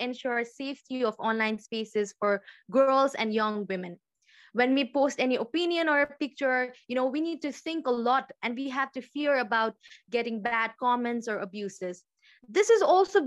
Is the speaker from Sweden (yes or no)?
no; Nepal; from Nepal.